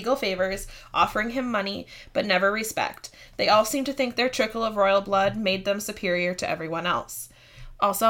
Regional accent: Midwest, United States; accent: short A's; we're both from the Midwest. So I love my short A's.

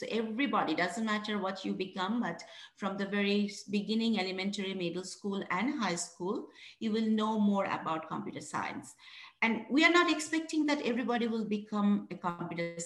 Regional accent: Bangladesh; moved away as an adult; now in West Virginia, United States; I'm originally from Bangladesh, one of the poorest country in the world

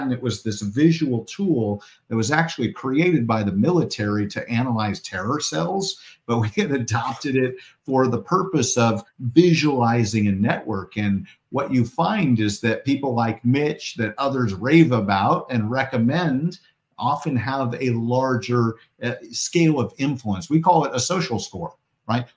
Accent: Portland, Oregon, United States; I'm from Portland, Oregon

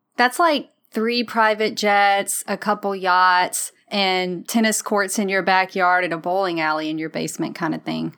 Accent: Mississippi Delta, United States; now in Memphis, United States; I'm from the Mississippi Delta

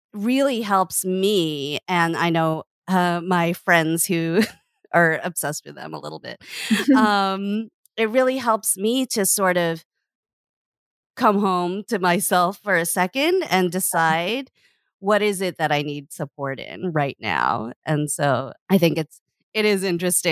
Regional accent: Canada; I grew up in Canada

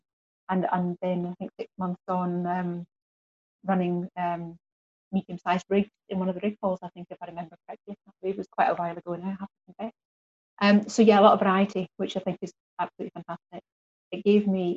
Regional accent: the Highlands, Scotland, United Kingdom; moved away as an adult; also born or lived in Glasgow / Cumbria; growing up in the Highlands and then moving to Glasgow, moving to London is quite a big step at 21.

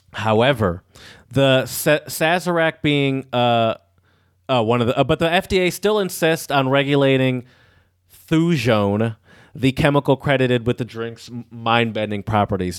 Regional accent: Michigan, United States; We're from Michigan where it's pretty free.

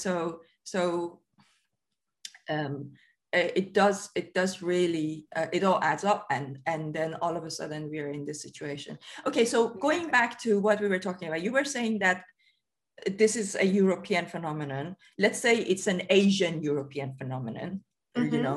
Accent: Iran; moved away as an adult; now in United Kingdom; I lived in Iran until I was 23

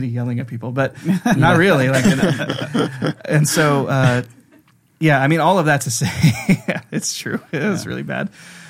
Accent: United States; moved away as an adult; now in Oslo, Norway; I was born and raised in America for like my entire life.

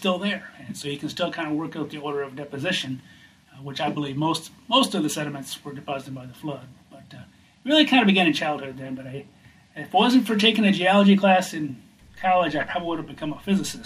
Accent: Michigan, United States; moved away as an adult; also born or lived in Wyoming; I went back to my home state of Michigan

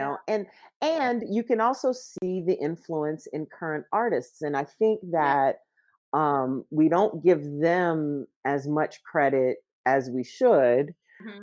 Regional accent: Louisiana, United States; now in Chicago, United States; I grew up in Louisiana.

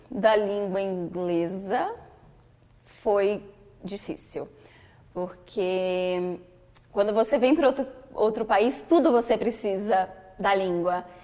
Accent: Salvador, Bahia, Brazil; moved away as an adult; now in New York, United States; Eu sou da região Nordeste, mais especificamente de Salvador, que fica na Bahia, que é uma região quente, com muitas praias bonitas, muita natureza, é uma região tropical do país.

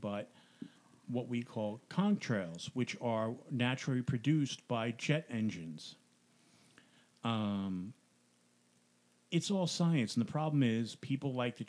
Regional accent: New York, United States; now in New Jersey, United States; when I grew up in New York, I hadn't heard of the Jersey Devil

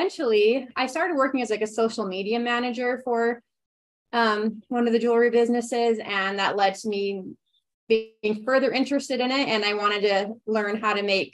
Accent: Ogden, Utah, United States; moved away as an adult; now in Heber City, United States; I am from Ogden, Utah, but I've been living in Heber for the last 4 years with my husband

